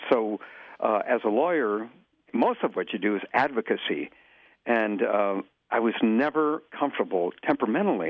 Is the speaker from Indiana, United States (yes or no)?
yes; East Chicago, Indiana, United States; also born or lived in McAllen, Texas; now in Chicago, United States; I was born in McAllen, Texas, and my family, Mexican immigrants, and we moved to East Chicago, Indiana. I lived in the Indiana harbor side of East Chicago